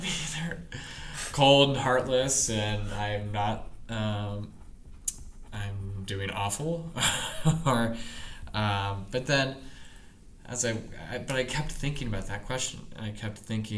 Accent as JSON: {"language": "English", "town": "Seattle", "region": "Washington", "country": "United States", "also_born_or_lived": "Spokane, Washington", "moved": "as an adult", "lives_now": "Detroit, United States", "said": "I'm from Seattle"}